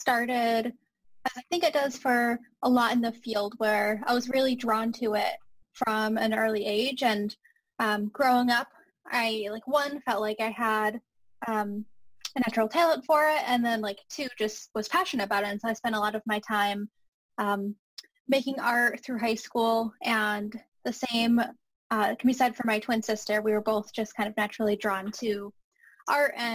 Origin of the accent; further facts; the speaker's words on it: Northeast, United States; someone growing up in the Northeast